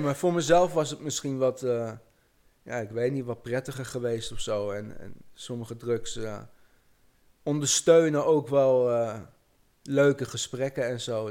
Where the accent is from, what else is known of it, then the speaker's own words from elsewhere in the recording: Amersfoort, Utrecht, Netherlands; ik kom uit Amersfoort